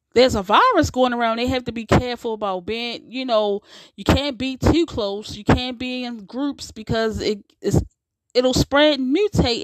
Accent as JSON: {"language": "English", "country": "United States", "said": "we we built this country, so we're just as American as those who aren't black are. We are we are definitely American."}